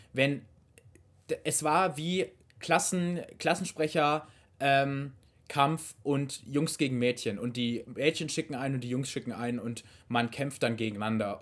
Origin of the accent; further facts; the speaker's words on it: Baden-Württemberg, Germany; wir sind aus Baden-Württemberg